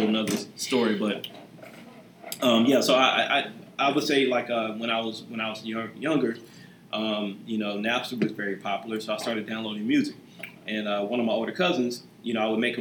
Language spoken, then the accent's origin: English; Goldsboro, North Carolina, United States; also born or lived in New York / Kinston, North Carolina; I pretty much grew up there in Goldsboro